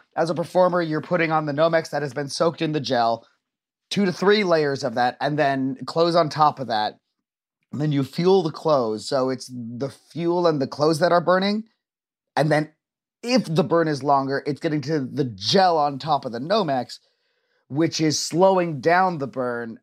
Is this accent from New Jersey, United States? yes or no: no; Orange County, Southern California, United States; I got into the Orange County High School of the Arts